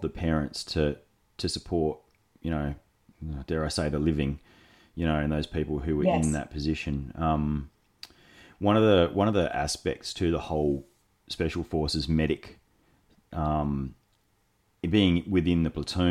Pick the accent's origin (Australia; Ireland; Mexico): Australia; as an Australian